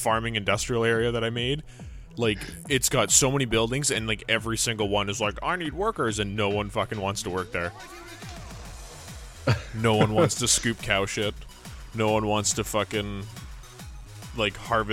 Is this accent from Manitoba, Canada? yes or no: no; Vancouver, British Columbia, Canada; I'm from Vancouver.